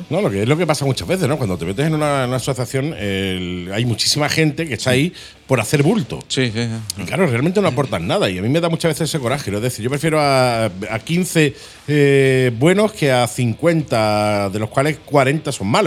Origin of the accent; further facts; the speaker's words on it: Málaga, Andalusia, Spain; somos malagueños